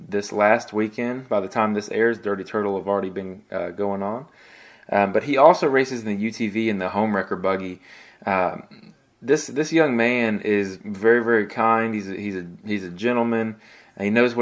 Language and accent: English; Tennessee, United States; I'm from Tennessee